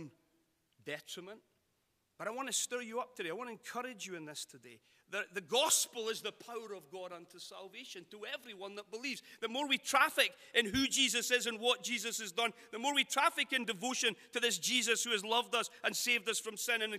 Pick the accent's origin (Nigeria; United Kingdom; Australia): United Kingdom; Scotland; now in Sacramento, United States; being Scottish in America